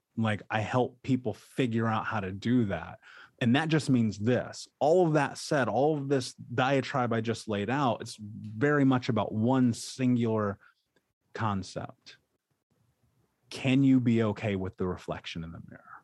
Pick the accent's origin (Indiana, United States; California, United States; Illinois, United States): Indiana, United States; Indianapolis; I grew up in Indianapolis